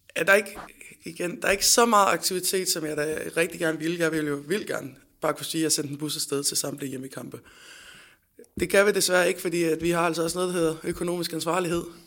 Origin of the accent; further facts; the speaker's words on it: Fredericia, Southern Denmark, Denmark; moved away; jeg er fra Fredericia oprindeligt